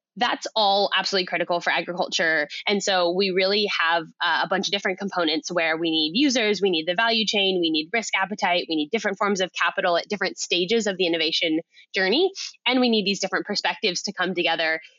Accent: Silicon Valley, California, United States; now in Australia; I grew up in Silicon Valley

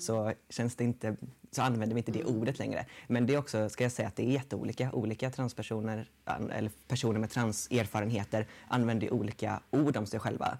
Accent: Gothenburg, Västra Götaland, Sweden; also born or lived in Dals Långed; jag kommer från Göteborg

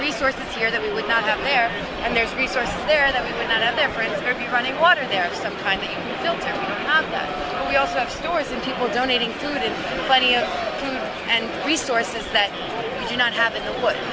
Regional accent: New York City, New York, United States; Queens Village, New York

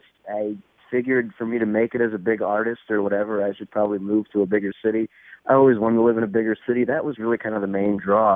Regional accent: New Orleans, Louisiana, United States; born there; now in Chicago, United States; No, not originally, no. I was born in Louisiana, specifically New Orleans. No, I don't have the accent everyone expects me to have for some reason.

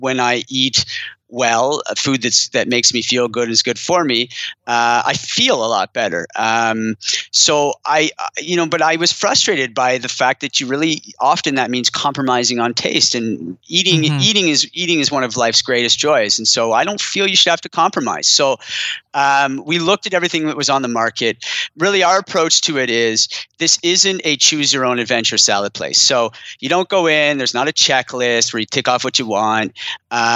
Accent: Ottawa, Ontario, Canada; moved away; also born or lived in Montreal / Boston; I'm from Ottawa originally. I lived in Montreal a long time and a brief stint in Boston in the US while I was at David's Tea, but moved back to Ottawa with my family

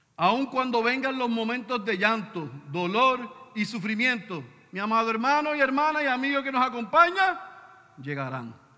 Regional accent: Puerto Rico; somos puertorriqueños

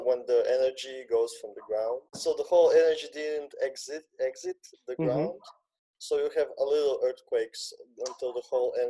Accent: Zagreb, City of Zagreb, Croatia; I live in a small village, let's say, outside of the city. The city being Zagreb, it's the capital city of Croatia.

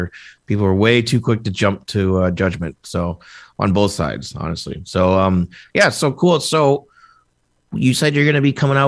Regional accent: Indiana, United States; I'm from Indiana. That's like my whole town that I grew up

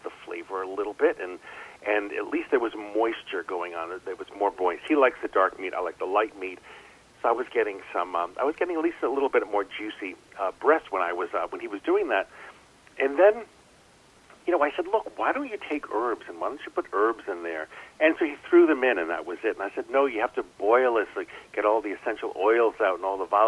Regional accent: New England, United States; I'm from New England

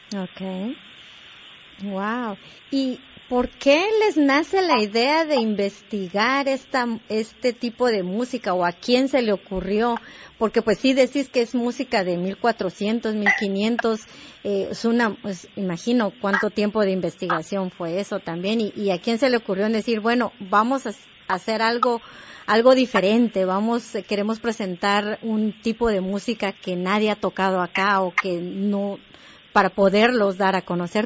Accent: Guatemala; moved away; somos guatemaltecos o latinoamericanos

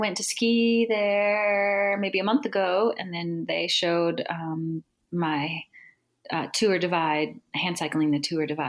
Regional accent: New Hope, Minnesota, United States; now in Estes Park, United States; I am originally from Minneapolis, Minnesota, or a small suburb from Minneapolis. But I've been in Estes Park for 15 years.

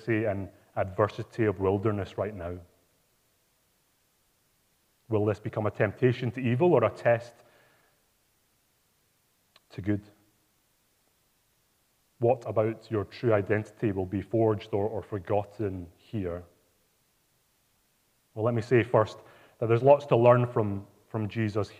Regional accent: Glasgow, Scotland, United Kingdom; Glasgow, my hometown

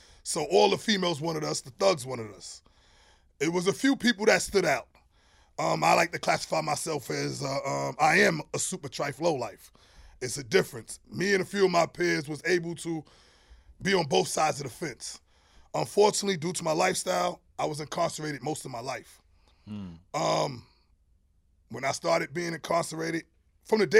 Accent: New York City, New York, United States; Born and raised in Brooklyn, born in Brownsville, reared in Crown Heights

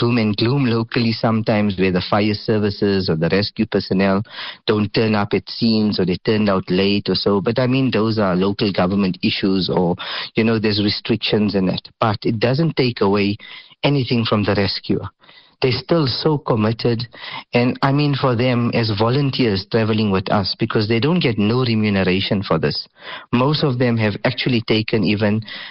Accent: South Africa

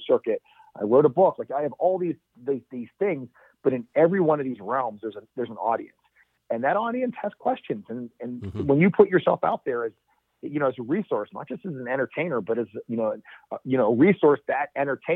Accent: Pittsburgh, Pennsylvania, United States; I'm from Western Pennsylvania, Pittsburgh

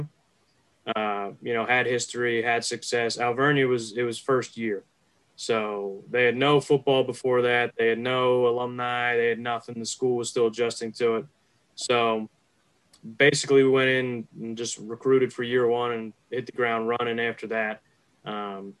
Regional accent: Philadelphia suburbs, Pennsylvania, United States; I grew up in the Philly suburbs, so I've been a Birds fan my whole life

